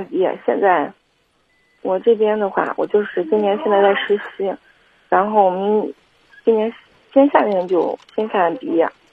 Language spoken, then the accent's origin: Chinese; Kaifeng, Henan, China; 我是，我是开封人